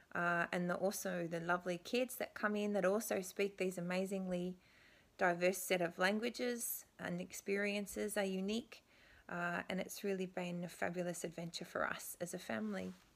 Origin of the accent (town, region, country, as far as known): Canberra, Australian Capital Territory, Australia; born or raised there; moved away as an adult; now in Beijing, China